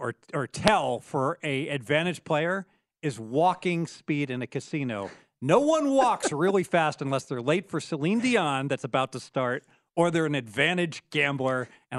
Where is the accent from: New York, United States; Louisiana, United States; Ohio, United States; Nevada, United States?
Nevada, United States; Henderson; Like I come from Henderson, and I can cut through the airport and go I-15.